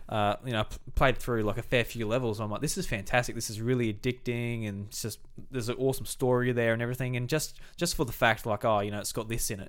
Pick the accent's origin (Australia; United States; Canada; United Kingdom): Australia; being Australian